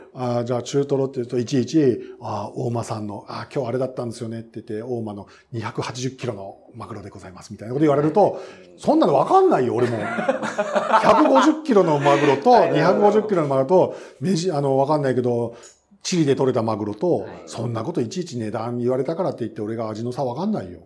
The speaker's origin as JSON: {"language": "Japanese", "region": "Gifu", "country": "Japan", "tie": "born or raised there", "also_born_or_lived": "Aichi", "moved": "as an adult", "said": "愛知県、当時岐阜県に実家があったんだけど"}